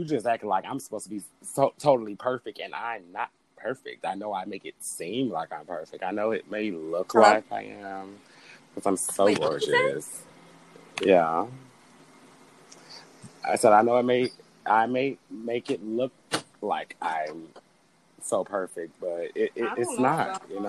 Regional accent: Chicago, Illinois, United States; I'm from the South Side.

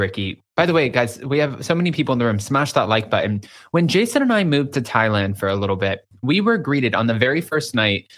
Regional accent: United States; I'm American.

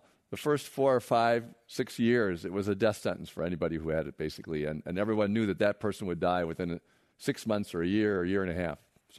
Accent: Kenosha, Wisconsin, United States; because I'm from Kenosha.

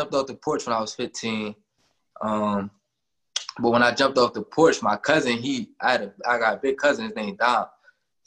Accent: Philadelphia, Pennsylvania, United States; I'm from North Philly. It's a small neighborhood. They call it the Badlands, 8th and Cambria

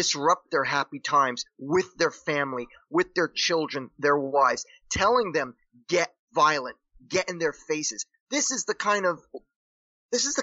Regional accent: Paterson, New Jersey, United States; I grew up in Paterson, New Jersey

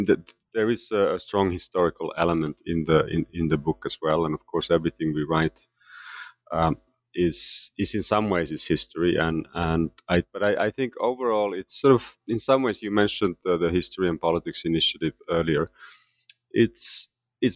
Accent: Finland; moved away as an adult; now in United States; Yes, so I am originally from Finland, and I left Finland to pursue graduate studies in the United States in the late 1980s, just as the Cold War was coming to an end.

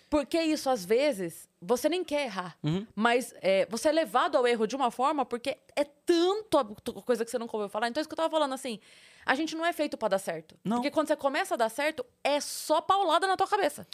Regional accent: Sorocaba, São Paulo, Brazil; eu sou de Sorocaba

